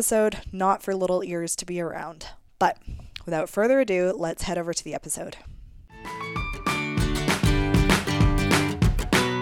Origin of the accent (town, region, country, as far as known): Canada